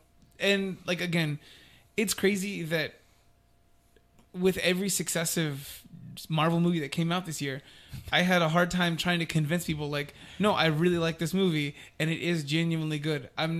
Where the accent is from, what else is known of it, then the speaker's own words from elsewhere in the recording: United States; I am American.